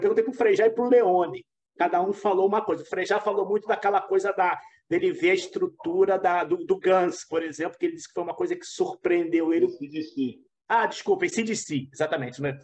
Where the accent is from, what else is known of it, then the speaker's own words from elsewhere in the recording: Rio de Janeiro, Brazil; eu sou do Rio